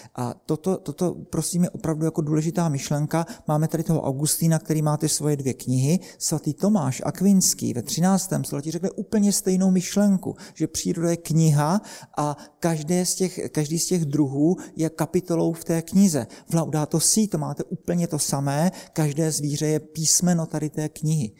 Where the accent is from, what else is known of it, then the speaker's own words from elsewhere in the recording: Brno, South Moravian Region, Czechia; Já jsem z Brna